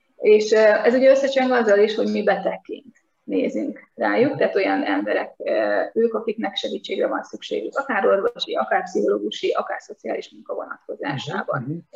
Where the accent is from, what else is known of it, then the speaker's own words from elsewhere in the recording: Nyíregyháza, Szabolcs-Szatmár-Bereg, Hungary; én a középiskolás éveimet Nyíregyházán töltöttem, és ott a Simpsonok két személyesre voltak beállítva kapásból, tehát, és az utcán nőttünk föl